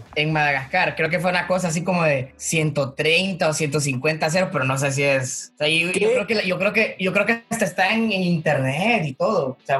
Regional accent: El Progreso, Yoro, Honduras; soy, soy de Honduras

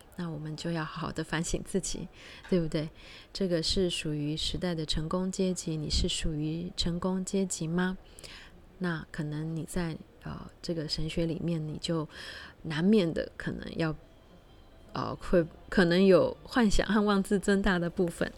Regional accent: George Town, Penang, Malaysia; 我们的家乡是有就，呃，在马来西亚槟城

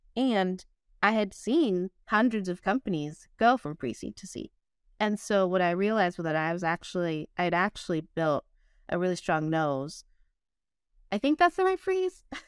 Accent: San Diego, California, United States; also born or lived in West Virginia; now in Oakland, United States; I'm from San Diego, as I mentioned, grew up pretty basic.

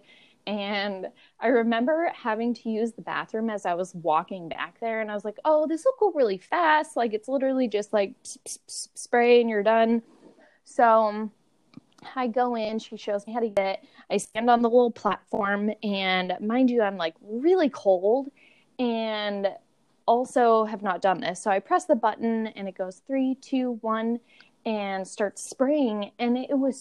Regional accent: Seattle, Washington, United States; growing up in Seattle

